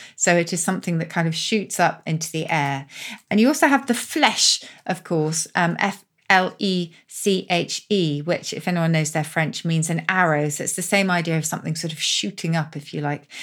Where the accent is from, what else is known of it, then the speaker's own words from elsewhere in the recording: Oxford, South East England, United Kingdom; my hometown of Oxford